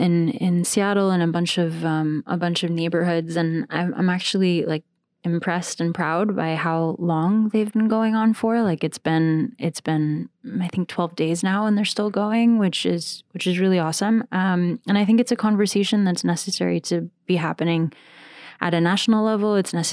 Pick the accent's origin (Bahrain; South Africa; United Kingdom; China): Bahrain; also born or lived in United States / Saudi Arabia; We moved around a lot growing up. So I was born in the States, and then we moved to... I did middle school in Jeddah. I did high school in Bahrain.